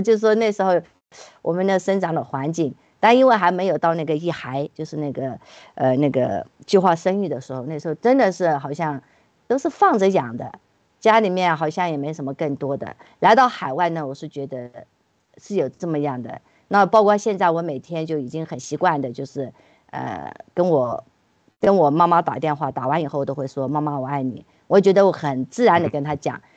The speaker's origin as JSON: {"language": "Chinese", "country": "China", "moved": "yes", "said": "我们作为，都是从墙里面出来的"}